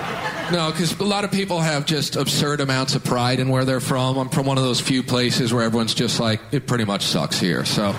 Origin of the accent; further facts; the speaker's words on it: Kansas, United States; moved away; From Kansas originally